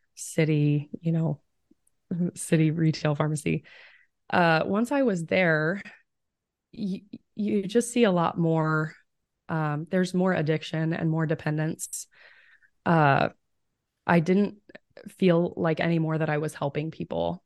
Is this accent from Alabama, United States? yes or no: no; Fredonia, Kansas, United States; moved away as an adult; now in Omaha, United States; I'm from Southeast Kansas. The town is Fredonia